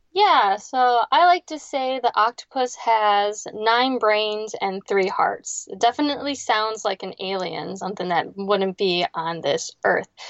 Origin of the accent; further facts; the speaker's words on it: Ohio, United States; moved away as an adult; now in South Florida, United States; I grew up in a small town right on Lake Erie